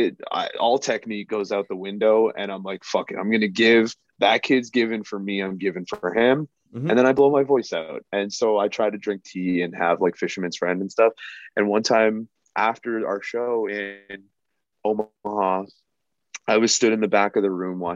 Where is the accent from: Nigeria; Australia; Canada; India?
Canada; also born or lived in Guyana; I'm South American, I'm Guyanese, and I was actually born in Canada